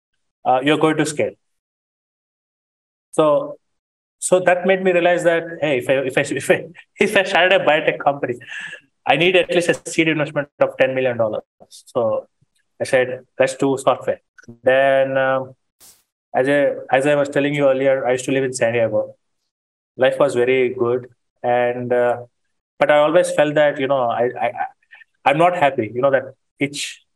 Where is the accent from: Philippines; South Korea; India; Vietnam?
India; Being Indian, I think you can empathize with me.